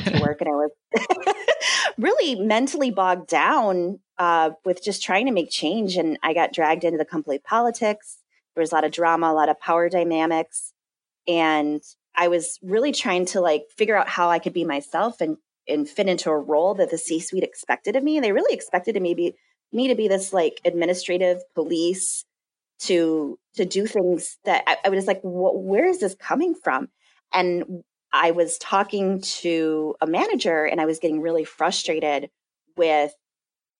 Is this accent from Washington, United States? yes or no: no; Madison, Wisconsin, United States; Where I'm from in Madison